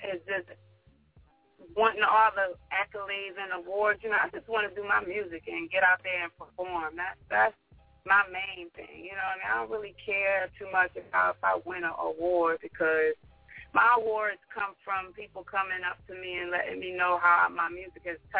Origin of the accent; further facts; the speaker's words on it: Rochester, New York, United States; Rochester, my hometown.